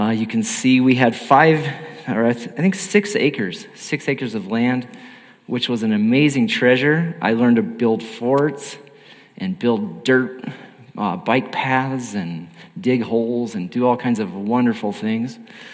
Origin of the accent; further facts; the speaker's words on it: Alamosa, Colorado, United States; now in El Paso, United States; I am from Alamosa, Colorado, and so that's down in the southern part of the state